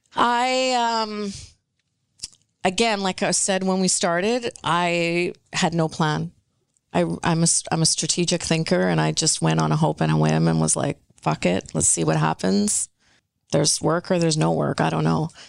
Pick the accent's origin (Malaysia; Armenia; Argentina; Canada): Canada; British Columbia; first language Punjabi; English is a second language; I'm born and raised here, but I was speaking Punjabi at home before I was speaking English on the street.